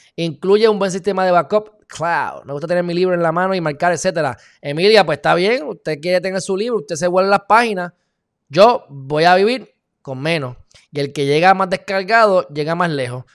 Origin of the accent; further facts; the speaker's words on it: Puerto Rico; somos no incorporados